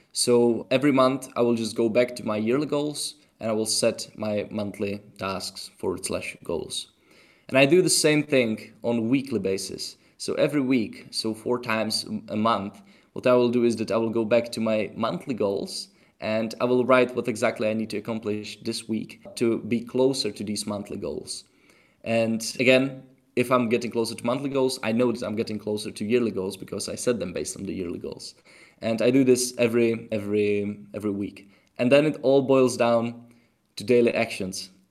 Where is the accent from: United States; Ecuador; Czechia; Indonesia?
Czechia; English is a second language; moved away; also born or lived in Tenerife; I'm from Czech Republic